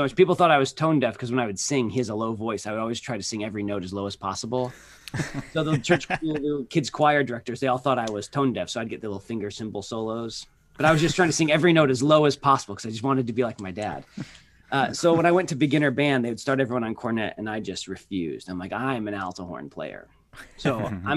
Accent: Midwest, United States; the area where I grew up in the central part of the country

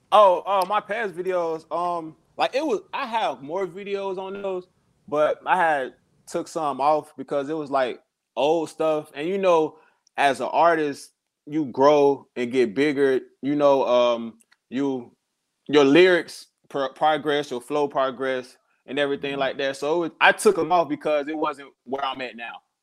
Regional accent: Chicago, Illinois, United States; also born or lived in South Carolina; now in Columbia, United States; I'm from Chicago. I uh moved to South Carolina like a couple years ago.

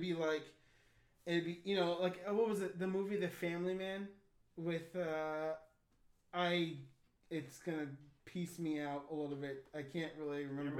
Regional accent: United States; I'm an American

